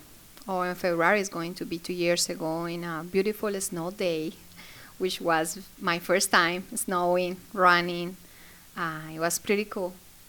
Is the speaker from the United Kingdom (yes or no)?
no; Colombia; English is a second language; moved away as an adult; also born or lived in Florida, United States; now in West Virginia, United States; I'm from Colombia. I used to live in Florida. I lived there for 15 years. And then I moved here to West Virginia with my husband and my two kids.